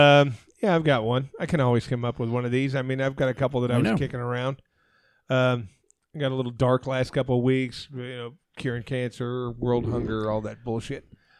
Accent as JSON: {"language": "English", "region": "Arizona", "country": "United States", "tie": "born or raised there", "said": "My whole life growing up in Arizona, we got snowflakes one time in my life."}